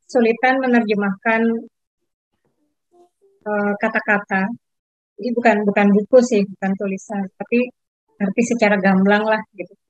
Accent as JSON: {"language": "Indonesian", "region": "Jakarta", "country": "Indonesia", "tie": "born or raised there", "said": "Dan aku lahir besar di Jakarta."}